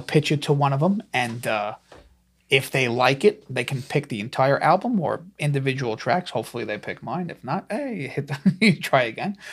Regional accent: New York City, New York, United States; I'm from New York, but they didn't know where Staten Island was.

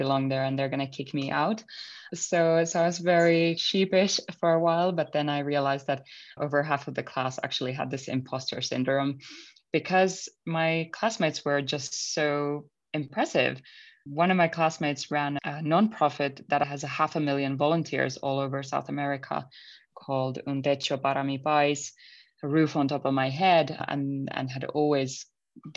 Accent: Finland; moved away; growing up in Finland, you're constantly surrounded by nature.

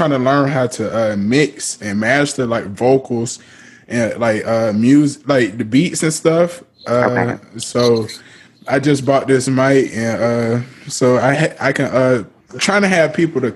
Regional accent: Atlanta, Georgia, United States; I'm from Atlanta.

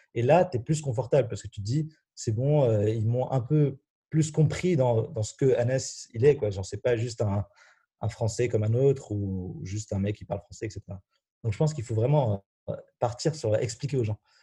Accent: Morocco; moved away; also born or lived in France; j'ai vécu au Maroc, au fait que je suis marocain

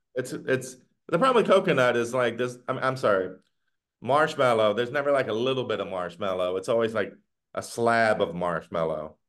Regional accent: the South, United States; now in Northern Virginia, United States; growing up in the South

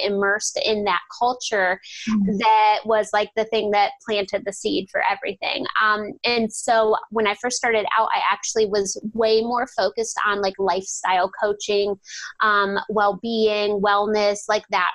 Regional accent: Ohio, United States; I'm from Ohio, and I live about 10 minutes out of the town I grew up

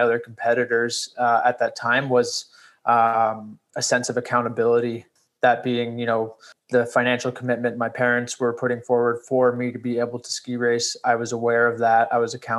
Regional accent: Toronto, Ontario, Canada; I grew up here in Toronto and was introduced to skiing at a very young age there

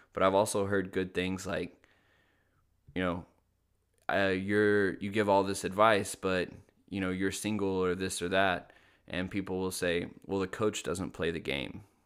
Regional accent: Little Rock, Arkansas, United States; I grew up in Little Rock, Arkansas

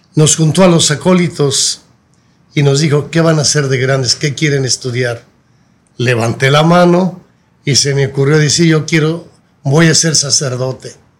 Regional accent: Guadalajara, Jalisco, Mexico; also born or lived in Tepalcatepec, Michoacán; yo realmente nací ahí en Tepalcatepec, pero me llevaron muy pequeñito, pequeñito a Guadalajara

